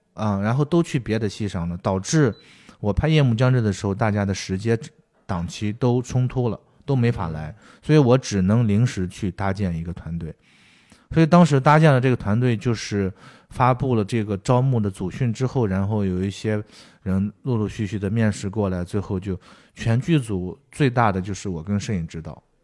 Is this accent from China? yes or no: yes; Shanxi, China; moved away; 比如说我是山西的